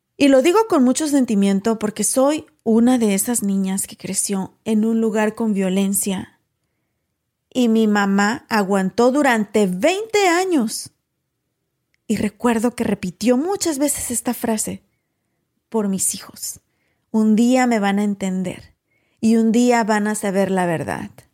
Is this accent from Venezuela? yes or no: no; Mexico; moved away; yo soy mexicana.